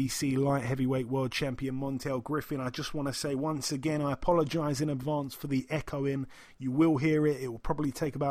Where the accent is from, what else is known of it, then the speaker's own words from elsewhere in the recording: United Kingdom; I'm from the UK